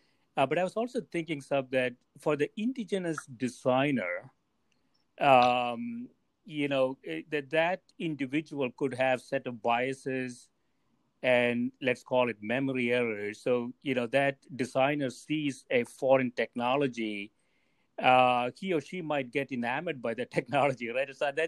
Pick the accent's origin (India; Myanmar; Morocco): India; Kerala; I grew up in Kerala, and it had, you know, sort of a very distinct movie culture in the in the 60s and 70s.